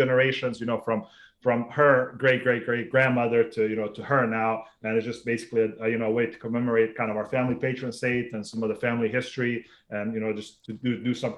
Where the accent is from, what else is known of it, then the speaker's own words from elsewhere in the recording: North Carolina, United States; also born or lived in Sarajevo, Bosnia and Herzegovina; growing up in North Carolina